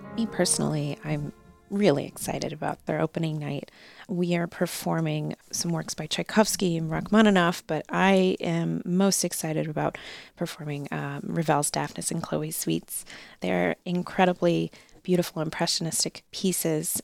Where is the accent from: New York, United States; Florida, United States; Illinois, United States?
Illinois, United States; Chicago; moved away as an adult; also born or lived in Pittsburgh, United States / Baltimore, United States; now in Norfolk, United States; I grew up in the Chicago area